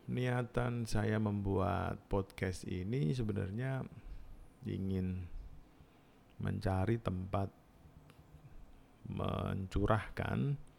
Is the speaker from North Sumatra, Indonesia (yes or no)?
no; Jepara, Central Java, Indonesia; born there; saya lahir di Jepara, teman-teman mungkin hmm, sudah pernah mendengar nama kota Jepara biasanya identik dengan mebel